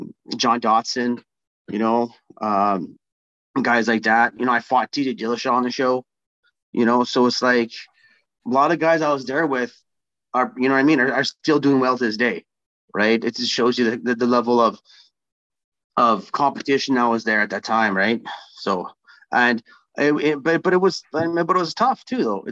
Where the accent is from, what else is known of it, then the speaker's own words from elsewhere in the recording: Winnipeg, Manitoba, Canada; I'm going to be the first Winnipegger to fight in Winnipeg for UFC